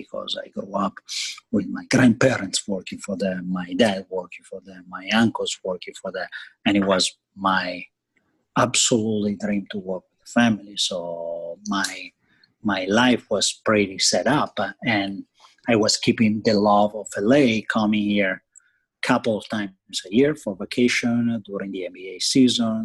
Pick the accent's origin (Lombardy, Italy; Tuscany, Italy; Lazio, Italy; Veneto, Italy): Veneto, Italy; Verona; English is a second language; moved away as an adult; also born or lived in Florence, Italy; now in United States; I was growing up in Italy. I'm from Verona